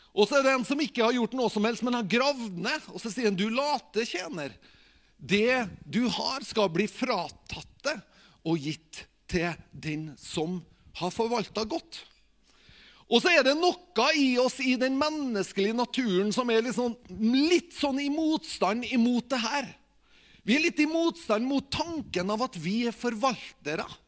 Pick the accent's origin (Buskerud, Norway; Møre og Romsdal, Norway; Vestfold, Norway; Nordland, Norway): Møre og Romsdal, Norway; Tingvoll; jeg er, jo, fra Tingvoll